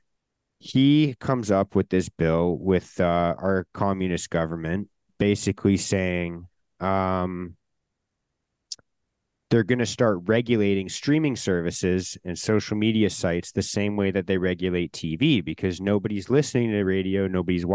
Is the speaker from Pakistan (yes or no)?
no; Canada; this like part of Canadian culture of like not being American.